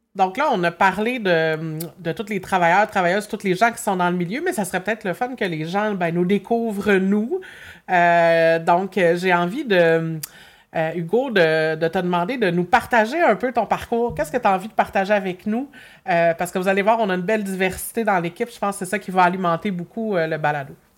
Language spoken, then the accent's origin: French; Berthierville, Quebec, Canada; je suis revenue dans mon patelin à Berthier